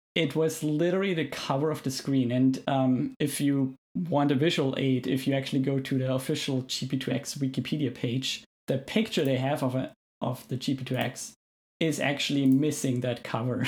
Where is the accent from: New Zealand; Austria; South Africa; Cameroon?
Austria; moved away as an adult; now in Canada; I'm originally from Austria, as you might be able to tell from my accent